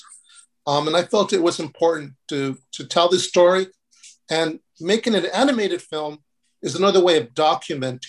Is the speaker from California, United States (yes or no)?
yes; Los Angeles, California, United States; I'm from Los Angeles. You know, I grew up